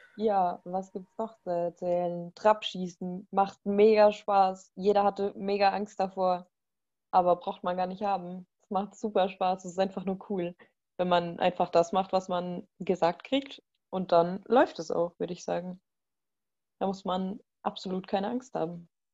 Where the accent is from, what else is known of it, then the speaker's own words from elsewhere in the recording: Bavaria, Germany; ich komme aus Bayern